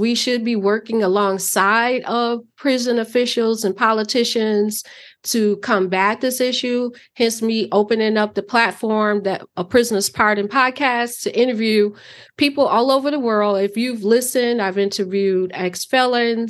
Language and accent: English; Chicago, Illinois, United States; moved away as an adult; now in Wisconsin, United States; I grew up in Chicago, moved to Wisconsin in my later years